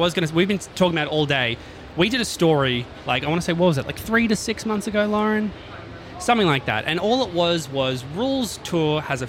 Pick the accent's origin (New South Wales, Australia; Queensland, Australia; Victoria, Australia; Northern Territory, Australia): New South Wales, Australia; Sydney; I'm a Hills boy, so I was like Oak Hill College.